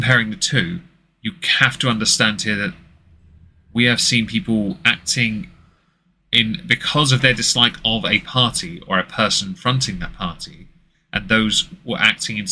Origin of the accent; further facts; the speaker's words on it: England, United Kingdom; I'm English